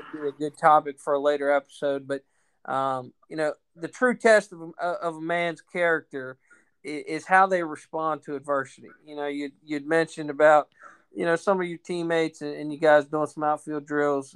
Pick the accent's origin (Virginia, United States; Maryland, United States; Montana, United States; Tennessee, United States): Maryland, United States; moved away as an adult; now in North Carolina, United States; close to my hometown, actually in Maryland. So uh, deep down, I do have my Yankee roots